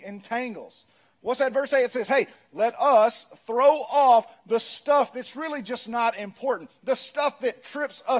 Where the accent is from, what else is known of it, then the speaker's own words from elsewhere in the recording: Pearl, Mississippi, United States; I'm from Pearl